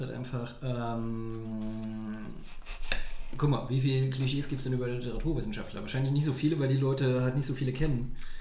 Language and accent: German; Saarbrücken, Saarland, Germany; moved away as an adult; now in Berlin, Germany; in Saarbrücken, wo ich herkomme